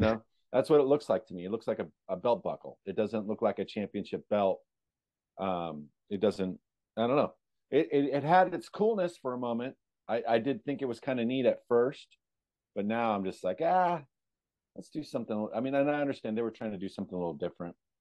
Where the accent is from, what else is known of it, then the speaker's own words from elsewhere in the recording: California, United States; I grew up in California